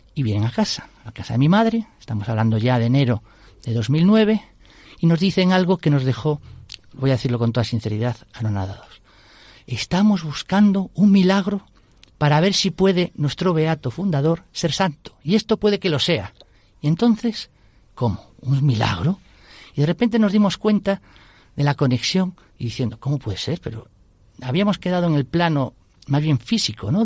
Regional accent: Vigo, Galicia, Spain; now in Madrid, Spain; somos gallegos, de Vigo

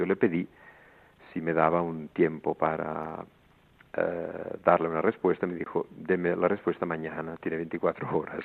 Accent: El Vendrell, Catalonia, Spain; moved away as an adult; also born or lived in Montserrat; now in Greece; yo nací en un pueblo que se llama Vendrell, cerca de Tarragona

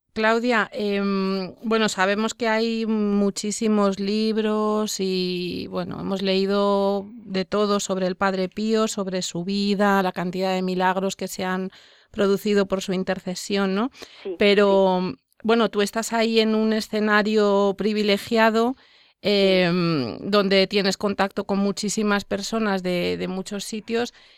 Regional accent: Spain

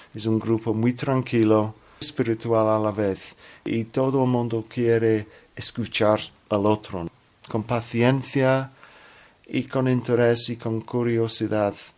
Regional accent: London, United Kingdom; Spanish is a second language; Soy cristiano de Londres.

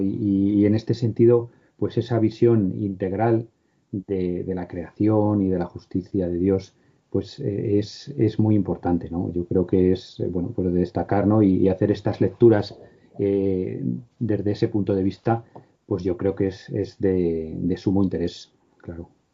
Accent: Cuenca, Castilla-La Mancha, Spain; moved away; mi pueblo, en Cuenca

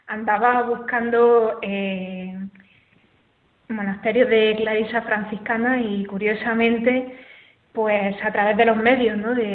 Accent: Almería, Andalusia, Spain; soy de Almería, tengo 30 años

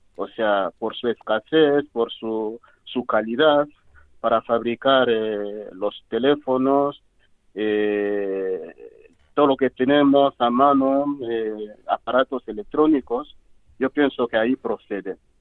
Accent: DR Congo; Spanish is a second language; moved away as an adult; also born or lived in Cameroon / Equatorial Guinea; soy de la República Democrática del Congo

